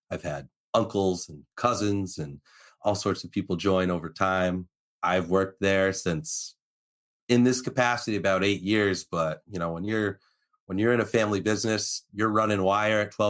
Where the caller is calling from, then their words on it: West Hartford, Connecticut, United States; I am broadcasting live from West Hartford, Connecticut. I am currently at my house at the uh, command center, my second office, so the old home away from home.